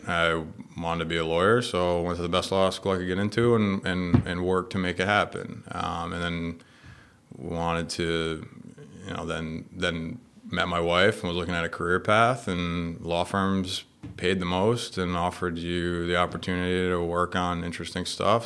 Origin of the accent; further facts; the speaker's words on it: Westerly, Rhode Island, United States; I grew up in Rhode Island, uh, Westerly, like a little beach town